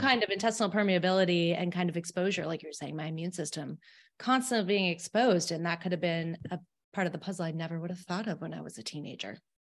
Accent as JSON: {"language": "English", "town": "Albany", "region": "New York", "country": "United States", "said": "I'm from Albany, uh, in New York, not, not the city, but I get the hinge of that out when I say coffee to people"}